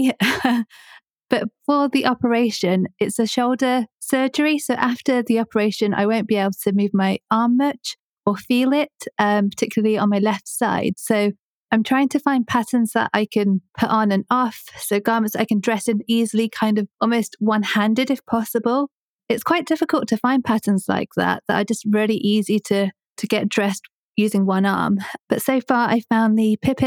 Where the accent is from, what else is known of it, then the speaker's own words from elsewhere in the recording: Coventry, West Midlands, United Kingdom; I'm 30 and I'm from Coventry. I'm British and my parents are Indian.